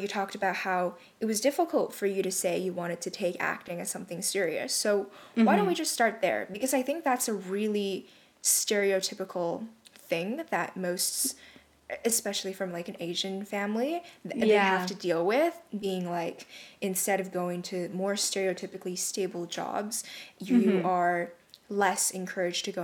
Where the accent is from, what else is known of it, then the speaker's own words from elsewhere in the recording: Canada; we're both from Canada